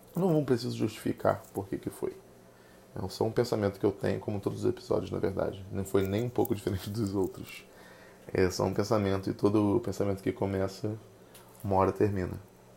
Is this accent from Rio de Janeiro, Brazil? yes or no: yes; Rio de Janeiro, Brazil; accent: carioca; eu não escolhi ter o sotaque carioca. Eu simplesmente tenho um sotaque carioca.